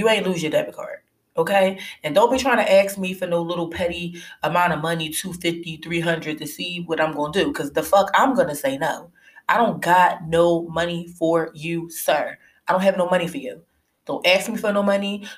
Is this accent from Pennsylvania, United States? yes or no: yes; Philadelphia, Pennsylvania, United States; I'm from Philly